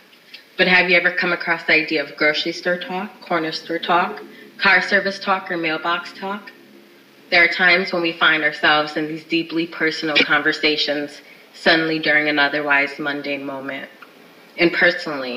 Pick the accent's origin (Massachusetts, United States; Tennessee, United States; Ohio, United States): Massachusetts, United States; Springfield; my hometown of Springfield, Massachusetts